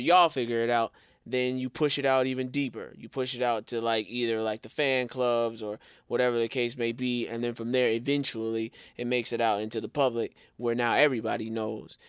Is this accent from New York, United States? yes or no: no; Chicago, Illinois, United States; I'm from the Chi, born and raised